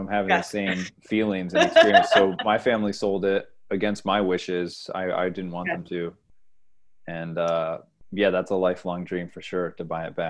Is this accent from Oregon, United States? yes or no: no; Bath, New York, United States; now in Brussels, Belgium; I'm just living here. I am from New York State. Upstate.